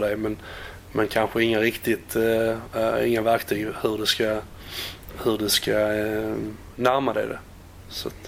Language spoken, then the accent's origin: Swedish; Landskrona, Skåne, Sweden; moved away as an adult; also born or lived in Netherlands; now in West Bromwich, United Kingdom; lämnade Landskrona i Skånes, uh, det var väl en 12-13 år sedan